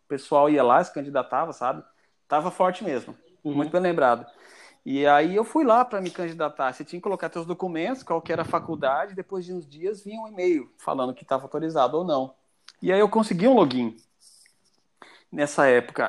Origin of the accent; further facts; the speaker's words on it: Ponta Porã, Mato Grosso do Sul, Brazil; now in Joinville, Brazil; E estou morando em Joinville já há mais tempo do que na minha cidade natal. Eu sou de Mato Grosso do Sul, cara, uma cidade que faz fronteira com o Paraguai, chamada Ponta Porã